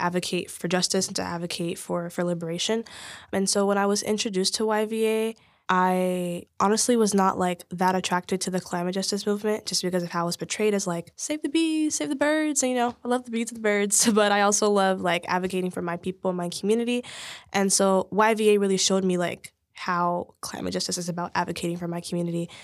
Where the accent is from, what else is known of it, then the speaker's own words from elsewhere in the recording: Oakland, California, United States; I grew up in East Oakland.